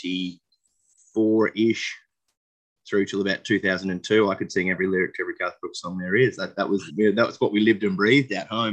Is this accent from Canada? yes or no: no; Dalby, Queensland, Australia; I grew up in Dolby, which we had about 9,000 people out there.